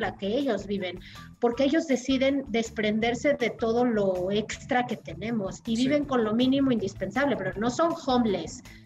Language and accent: Spanish; Mexico; como mexicana